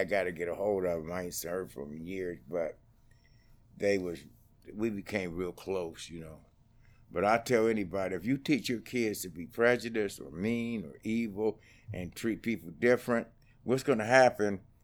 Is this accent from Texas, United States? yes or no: no; Utah, United States; also born or lived in Oklahoma; I grew up in Utah, stayed there, went to, uh, junior high, high school